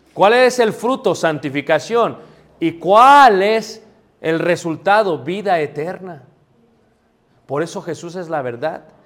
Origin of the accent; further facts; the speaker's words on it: Mexico City, Mexico; yo también ahí crecí, mano, ahí nací